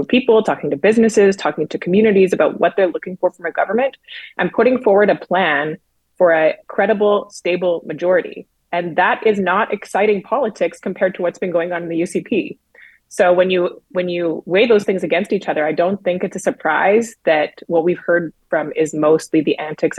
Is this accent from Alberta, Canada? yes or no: yes; Lethbridge, Alberta, Canada; I'm from Lethbridge originally